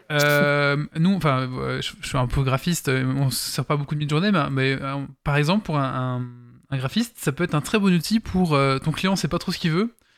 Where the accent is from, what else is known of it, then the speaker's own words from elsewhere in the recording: Belgium; on est belge